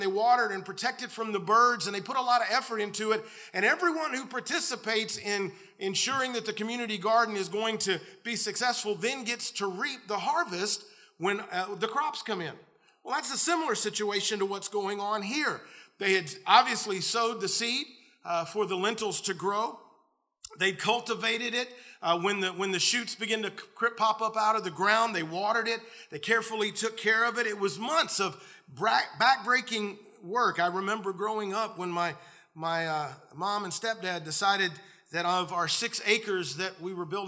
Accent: the South, United States; I grew up in the South

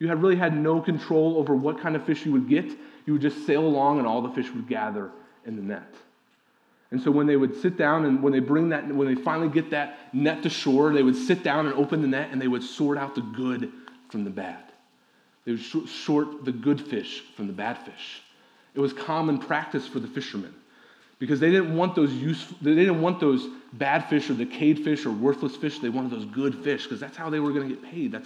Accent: Midwest, United States; also born or lived in Ohio; I'm from the Midwest

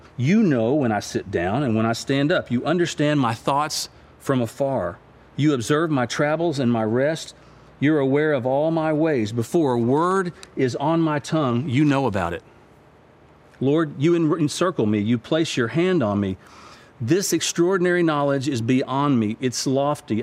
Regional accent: United States; I'm an American

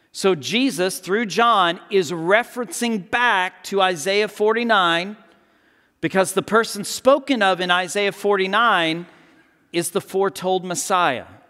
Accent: Texas, United States; I'm from Texas.

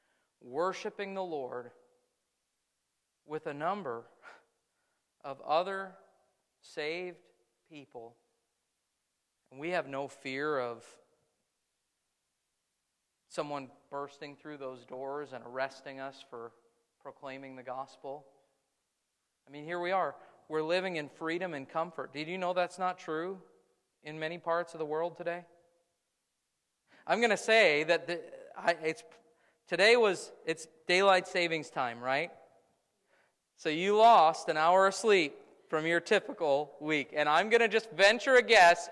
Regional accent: United States; I am as American as they come

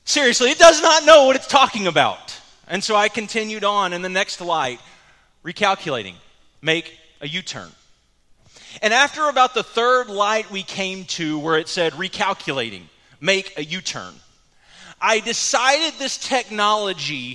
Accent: the Metroplex, Texas, United States; now in Cleburne, United States; growing up in the Metroplex, I knew my way around the Metroplex pretty well

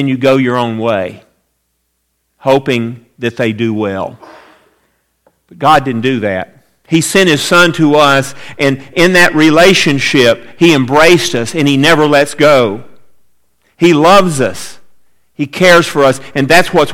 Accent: Atlanta, Georgia, United States; I grew up in Atlanta, Georgia, and spent a lot of time around one institution there, our home church

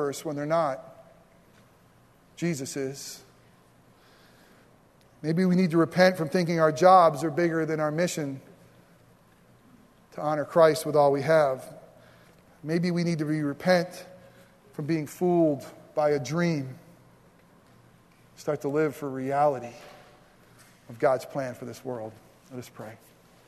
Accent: United States; we're Americans

